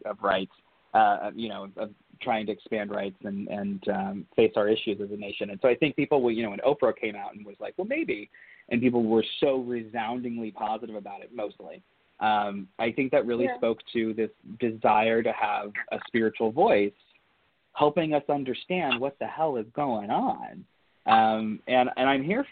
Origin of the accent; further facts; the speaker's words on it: Southern Ohio, United States; I was raised in Southern Ohio, part of the Rust Belt